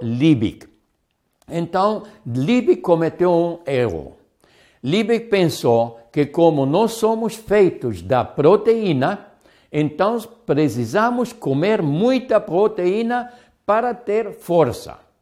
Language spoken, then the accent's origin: Portuguese; Hamburg, Germany; moved away; Agora eu sou hambúrguer, eu sou do Hamburgo